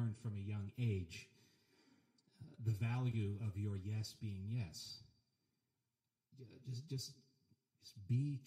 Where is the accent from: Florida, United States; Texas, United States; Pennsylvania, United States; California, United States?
Pennsylvania, United States; my hometown in Pennsylvania